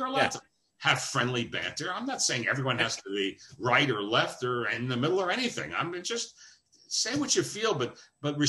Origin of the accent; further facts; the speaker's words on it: New York, United States; also born or lived in Syracuse / Dayton, Ohio; I grew up in New York